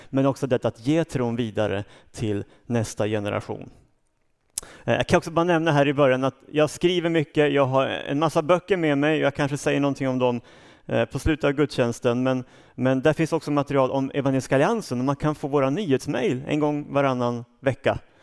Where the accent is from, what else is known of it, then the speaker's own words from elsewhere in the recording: Uppsala, Uppsala County, Sweden; also born or lived in Storvreta; Jag kom från Uppsala. Eh, jag är uppvuxen där, har rötter ännu längre norrut, men, men det är Uppsala som är min hemmaplan.